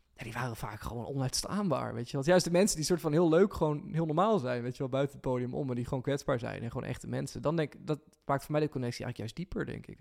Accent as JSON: {"language": "Dutch", "town": "Lunteren", "region": "Gelderland", "country": "Netherlands", "tie": "born or raised there", "also_born_or_lived": "Ede", "said": "ik ben in Lunter opgegroeid, dus het is een beetje dorps"}